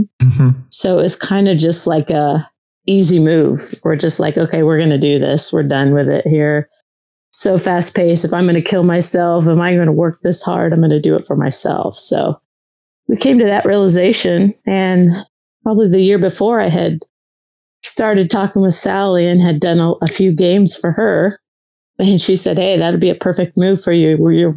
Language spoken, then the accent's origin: English; West Covina, California, United States; moved away as an adult; now in Missouri, United States; I grew up in Southern California, in a town just west of LA, so West Covina area